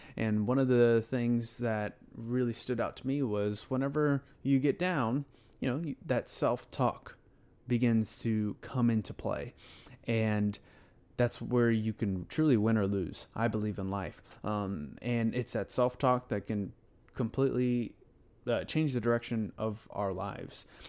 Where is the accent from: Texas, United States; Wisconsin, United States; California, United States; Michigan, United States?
Texas, United States; Houston; I'm from Houston, Texas